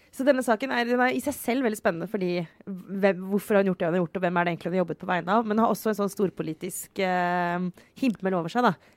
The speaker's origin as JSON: {"language": "Norwegian", "area": "Romerike", "region": "Akershus", "country": "Norway", "tie": "born or raised there", "said": "Romerike, min barndoms ikke så grønne sånn, slette."}